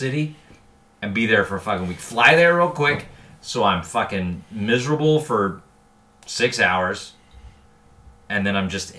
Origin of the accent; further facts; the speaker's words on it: Louisiana, United States; moved away; I grew up in Louisiana.